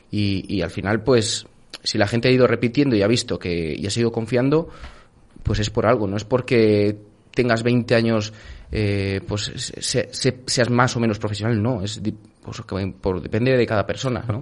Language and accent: Spanish; Pesquera de Duero, Castile and León, Spain; mi pueblo, Pesquera de Duero